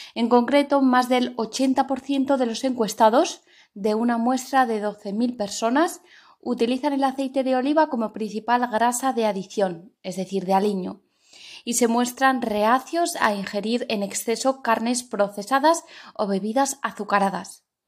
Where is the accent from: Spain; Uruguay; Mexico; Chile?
Spain